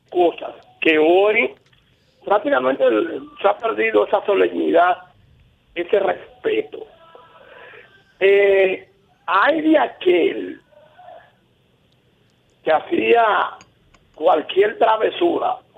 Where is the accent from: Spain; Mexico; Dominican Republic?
Dominican Republic; Cambita Garabitos, San Cristóbal; now in Santiago, Dominican Republic; yo no soy santiaguero, yo soy cambitero de San Cristóbal.